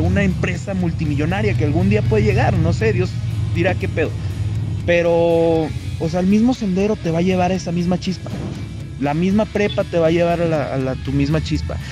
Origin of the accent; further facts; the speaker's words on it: Saltillo, Coahuila, Mexico; moved away as an adult; now in Monterrey, Mexico; yo estudio dirección administración de empresas en Monterrey, soy de Saltillo